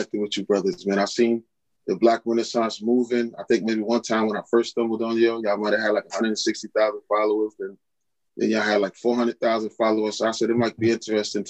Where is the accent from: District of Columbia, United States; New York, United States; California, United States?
New York, United States; New York City; now in Philadelphia, United States; I'm originally from Queens, born of Carolyn and Elijah Brown. That was my parents. They were, you know, middle-class parents.